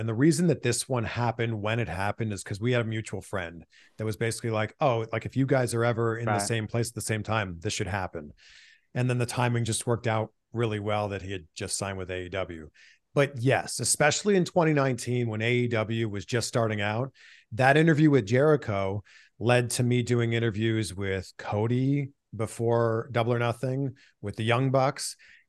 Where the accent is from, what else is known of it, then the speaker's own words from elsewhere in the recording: Canada; I mean, I'm from Canada. The Mountie's just a pure baby face to me.